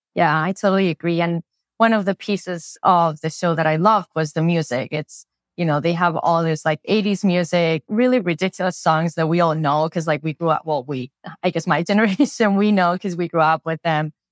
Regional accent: Spain; English is a second language; moved away; I grew up in Spain

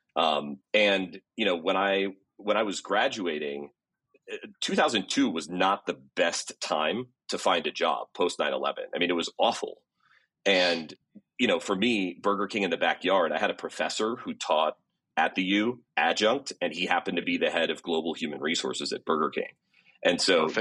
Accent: Gig Harbor, Washington, United States; moved away; I grew up in Seattle, south of Seattle, out on the West Coast

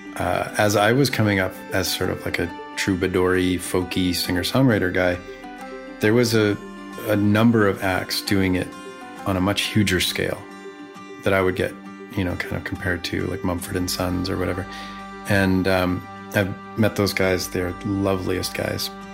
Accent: Vancouver, British Columbia, Canada; playing to 100 people in my hometown

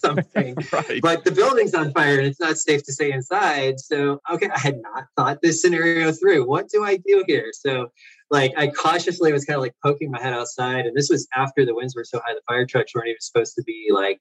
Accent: Florida, United States; I grew up in Florida.

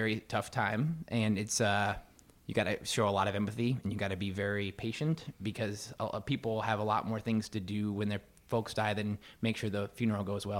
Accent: Goshen, Indiana, United States; Yeah, Goshen, Northern Indiana.

